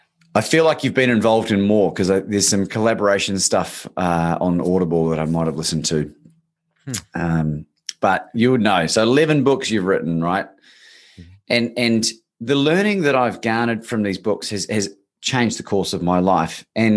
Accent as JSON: {"language": "English", "country": "New Zealand", "moved": "yes", "lives_now": "Australia", "said": "I'm actually a New Zealander originally, Bob, but I've been living in Australia for 20 years nearly. So the accent's sort of been hybridized."}